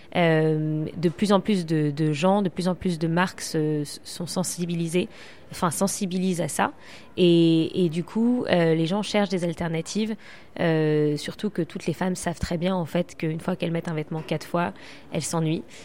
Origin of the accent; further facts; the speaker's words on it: Paris, Île-de-France, France; now in London, United Kingdom; je suis plus à Londres qu'à Paris, mais je suis parisienne